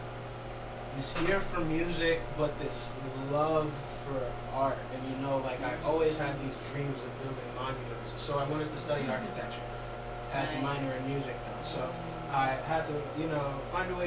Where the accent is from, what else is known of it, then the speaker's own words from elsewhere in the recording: New Haven, Connecticut, United States; Born and raised in New Haven